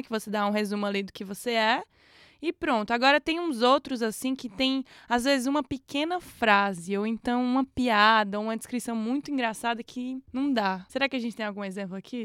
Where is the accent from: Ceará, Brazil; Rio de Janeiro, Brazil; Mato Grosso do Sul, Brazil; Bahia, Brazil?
Ceará, Brazil; now in Portugal; você vem do Ceará que é onde tem lá na descrição de onde eu venho